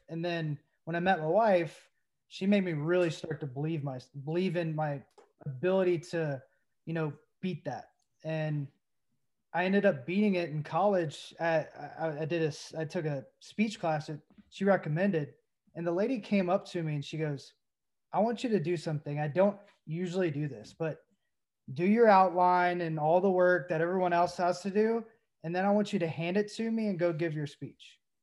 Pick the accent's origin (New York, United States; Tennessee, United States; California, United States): Tennessee, United States; Knoxville; I grew up in Knoxville, there was no Pirates